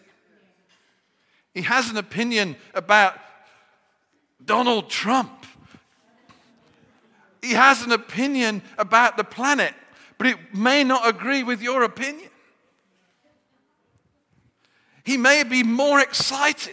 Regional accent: Birmingham, West Midlands, United Kingdom; accent: Brummie; I revert to my Birmingham accent when I get depressed

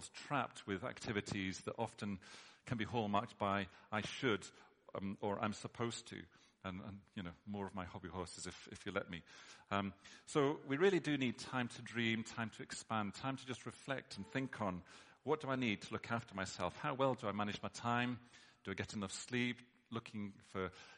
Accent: United Kingdom; we're British

